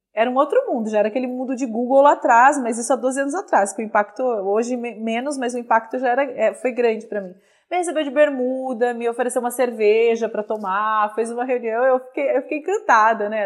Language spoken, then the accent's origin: Portuguese; Minas Gerais, Brazil; eu sou mineira